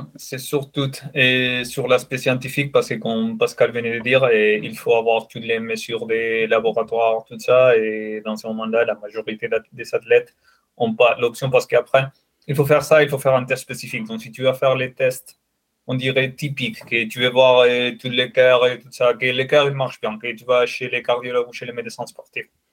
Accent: Spain; French is a second language; moved away as an adult; also born or lived in Saint-Etienne, France; now in France; je suis espagnol

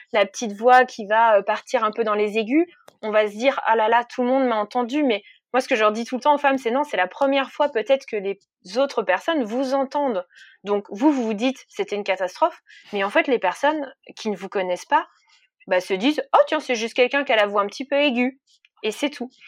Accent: Jura, Bourgogne-Franche-Comté, France; moved away; je, viens du Jura, donc de l'autre côté de la France

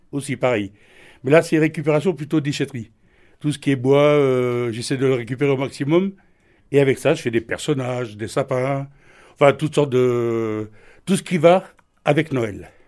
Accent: Sélestat, Grand Est, France; je suis de Célestat

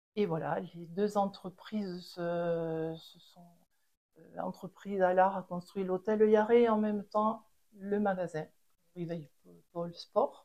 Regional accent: Les Angles, Occitania, France; je suis née aux Angles et euh, j'ai connu les débuts de la station de ski

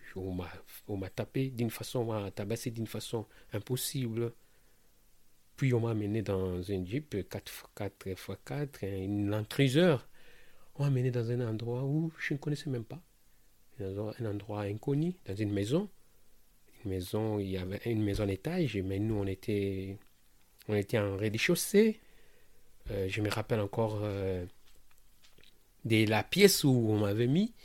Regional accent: Kinshasa, DR Congo; moved away as an adult; now in France; Je suis né au Congo, à Kinshasa, la ville que j'aime beaucoup

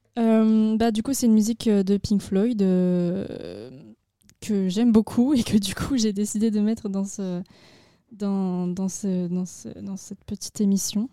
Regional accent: Agen, Nouvelle-Aquitaine, France; J'ai 18 ans et je viens d'Agen

